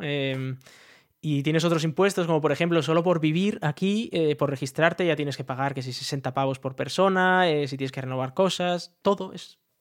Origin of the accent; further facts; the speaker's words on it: Spain; moved away; somos españoles, pero no vivimos allí